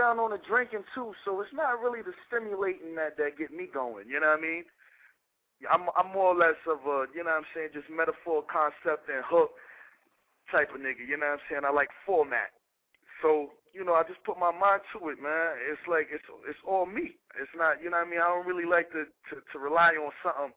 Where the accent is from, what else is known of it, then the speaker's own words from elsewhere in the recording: New York City, New York, United States; We grew up in Castle Hill together. I was on the 9th floor. He was on the 8th floor, 2280, in the same building